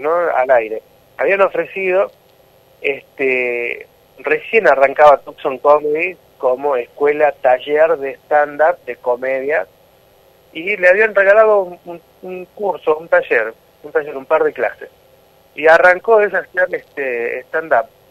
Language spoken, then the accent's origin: Spanish; Tucumán, Argentina; soy de Tucumán